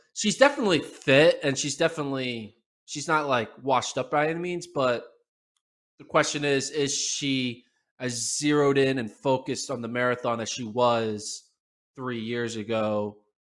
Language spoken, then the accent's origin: English; United States; as an American